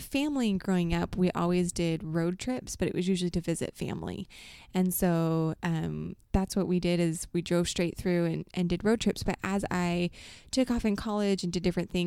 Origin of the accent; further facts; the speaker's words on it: Mesa, Arizona, United States; moved away as an adult; also born or lived in Ohio / Utah / Idaho; I grew up in Arizona in one spot in Mesa the whole time.